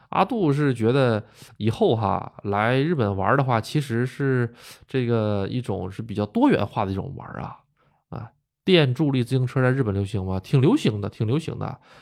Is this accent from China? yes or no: yes; Northeast China, China; moved away as an adult; also born or lived in Gotemba, Japan; now in Japan; 我呢是这个东北出生的